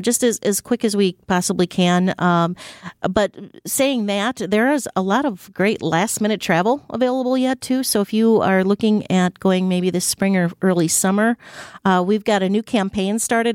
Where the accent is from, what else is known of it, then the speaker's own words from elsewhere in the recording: Wisconsin, United States; We're from Wisconsin.